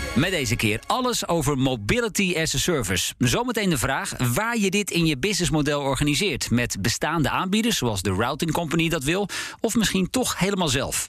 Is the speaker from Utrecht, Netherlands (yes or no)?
no; Hensbroek, North Holland, Netherlands; ik van Hensbroek, waar ik ben geboren, naar Alkmaar